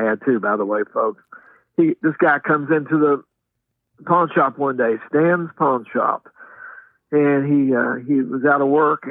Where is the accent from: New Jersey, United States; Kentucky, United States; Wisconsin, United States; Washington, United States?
Kentucky, United States; Louisville; also born or lived in Metcalfe County, Kentucky; we moved from Louisville in 1966 to Metcalf County